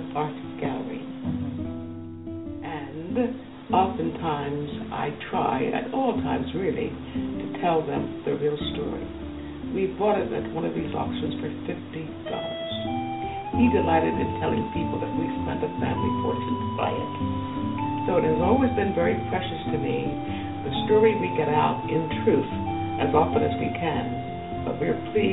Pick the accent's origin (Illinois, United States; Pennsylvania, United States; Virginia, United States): Pennsylvania, United States; Philadelphia; We grew up in Elmwood, which is just about outside of the West Philadelphia area